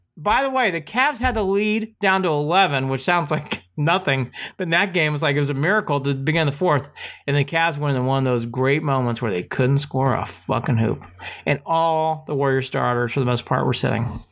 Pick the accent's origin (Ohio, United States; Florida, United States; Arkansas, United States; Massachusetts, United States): Ohio, United States; Hilliard; played on the same soccer team growing up in Hilliard, Ohio